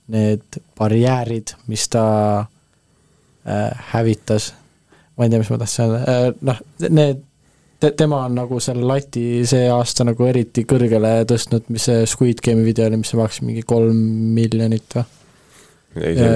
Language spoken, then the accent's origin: Estonian; Estonia; ma olen eestlane